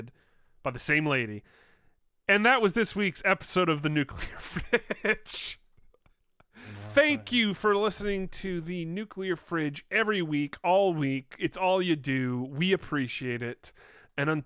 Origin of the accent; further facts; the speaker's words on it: Canada; ask if I could be given refuge into my home country